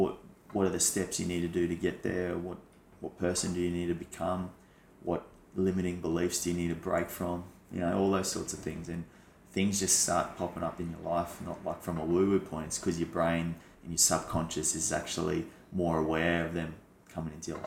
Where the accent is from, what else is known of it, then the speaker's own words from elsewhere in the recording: Brisbane, Queensland, Australia; moved away; because I'm from Brisbane originally, I'd go there watching, you know, footy teams play all through my childhood.